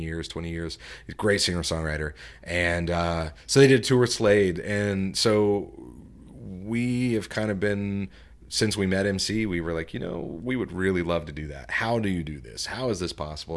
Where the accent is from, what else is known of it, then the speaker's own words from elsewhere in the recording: Tulsa, Oklahoma, United States; now in Fayetteville, United States; I'm from Tulsa